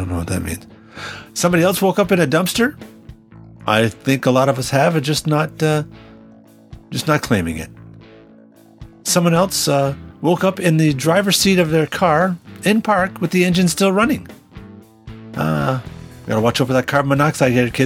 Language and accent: English; Canada; now in United States; I am a Canadian living and working in the U.S.